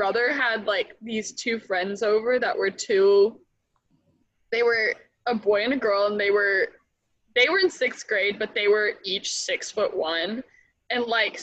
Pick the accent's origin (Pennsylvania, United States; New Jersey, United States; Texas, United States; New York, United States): Texas, United States; Lubbock; I'm from Lubbock